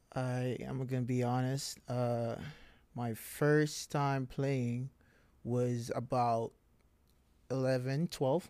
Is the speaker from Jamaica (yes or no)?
yes; Montego Bay, Saint James, Jamaica; moved away as an adult; now in Florida, United States; I am from Jamaica